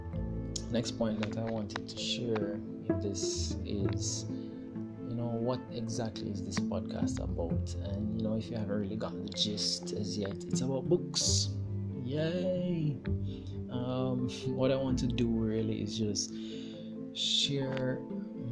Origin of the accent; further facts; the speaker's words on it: Jamaica; I'm from Jamaica